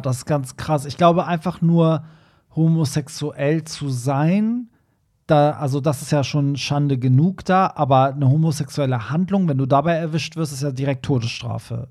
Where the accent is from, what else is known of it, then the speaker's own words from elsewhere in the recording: Tehran, Tehran Province, Iran; moved away; in einer Metropole wie Teheran aufgewachsen ist, so wie ich